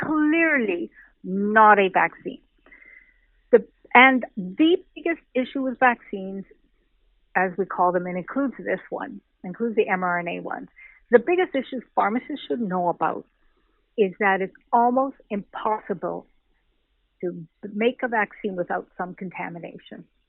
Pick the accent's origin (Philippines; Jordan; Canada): Canada; I'm a Canadian